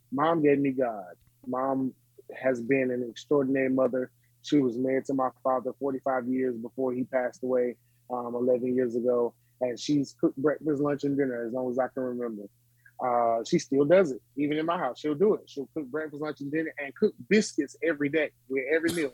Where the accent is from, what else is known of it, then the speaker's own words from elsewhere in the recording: Smithfield, North Carolina, United States; I was born and raised in Smithfield, North Carolina